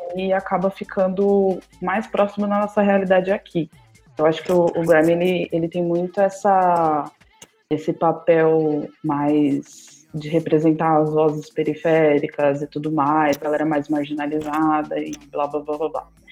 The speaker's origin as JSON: {"language": "Portuguese", "area": "ABC Paulista", "region": "São Paulo", "country": "Brazil", "lives_now": "São Paulo, Brazil", "said": "eu moro em São Paulo, mas eu sou da ABC"}